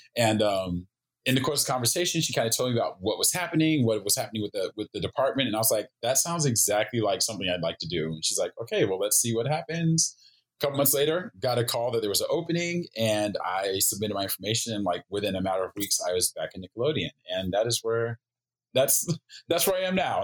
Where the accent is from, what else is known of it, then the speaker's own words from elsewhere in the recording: Oklahoma, United States; moved away as an adult; also born or lived in Japan; now in Los Angeles, United States; I grew up in Oklahoma